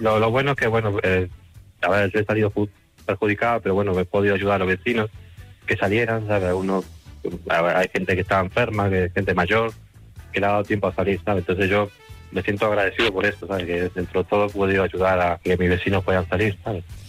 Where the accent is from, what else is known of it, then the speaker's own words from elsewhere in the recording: Uruguay; now in Madrid, Spain; yo soy uruguayo